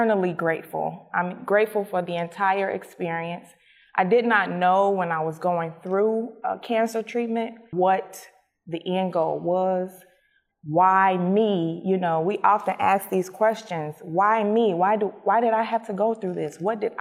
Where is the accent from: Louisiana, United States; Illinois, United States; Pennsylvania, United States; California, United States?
Illinois, United States; Chicago; I was born and raised in Chicago. I spent my childhood on the west side of Chicago and my adolescence in the south suburbs of Chicago